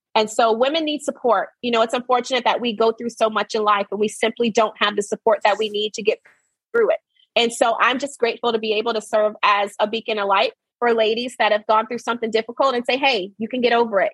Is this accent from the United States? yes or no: yes; Arkansas, United States; I was raised in Arkansas, born and raised